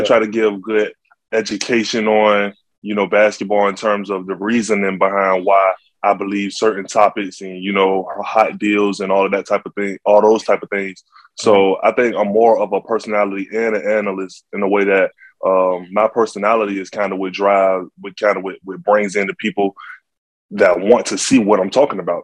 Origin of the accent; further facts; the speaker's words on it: Norfolk, Virginia, United States; I'm from Norfolk, Virginia